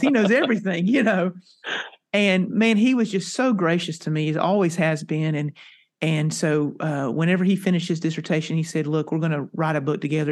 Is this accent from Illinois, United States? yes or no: no; North Carolina, United States; now in Texas, United States; I, uh, am a native, uh, came from North Carolina. I'm now a Texan.